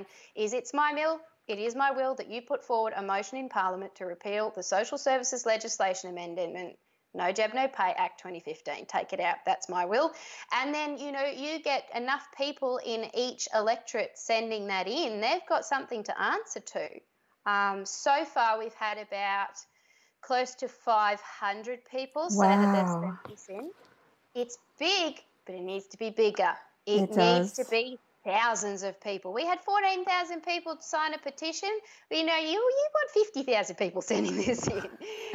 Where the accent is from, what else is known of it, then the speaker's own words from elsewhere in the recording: Australia; I was born in Australia